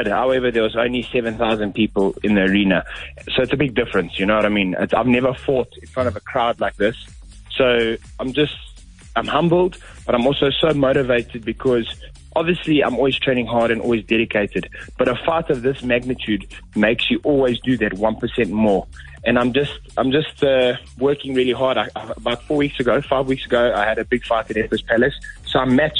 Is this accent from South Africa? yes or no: yes; South Africa; we're from South Africa, a third world country, and we're coming to the UK